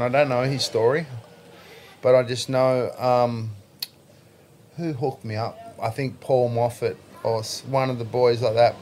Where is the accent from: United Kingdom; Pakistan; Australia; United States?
Australia; Sydney, New South Wales; Lexo. That's my hometown of where I grew up.